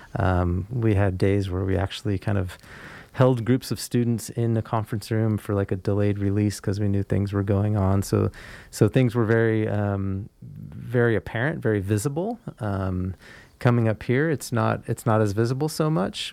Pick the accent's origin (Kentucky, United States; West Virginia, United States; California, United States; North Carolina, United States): California, United States; Foster City; moved away as an adult; also born or lived in Sacramento / Marin County / central Oregon; now in Nevada County, United States; I grew up in Foster City, grew up in a house in Foster City, and attended school, uh, through high school in San Mateo, California